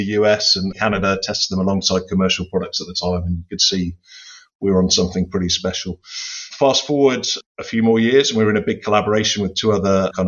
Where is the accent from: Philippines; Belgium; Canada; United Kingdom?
United Kingdom; Somerset, South West England; now in Buckinghamshire, United Kingdom; I'm actually from the West Country originally. So the farming area of Britain. So I'm from the Somerset is where I grew up